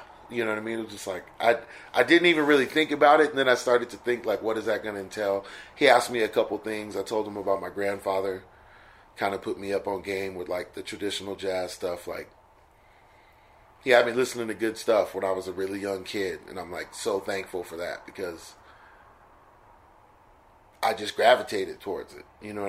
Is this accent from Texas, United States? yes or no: no; Stockton, California, United States; And then we moved from East Stockton to North Stockton, and that's when I started kind of really getting serious and studying.